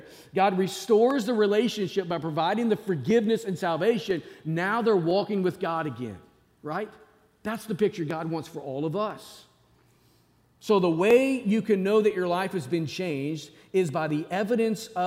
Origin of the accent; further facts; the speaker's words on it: Northwest Arkansas, United States; I grew up in Northwest Arkansas